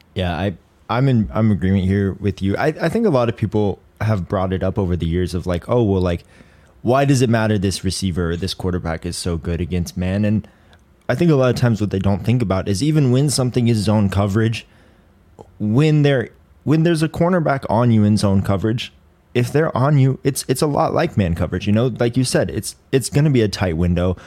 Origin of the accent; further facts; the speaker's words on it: Colorado, United States; I'm from Colorado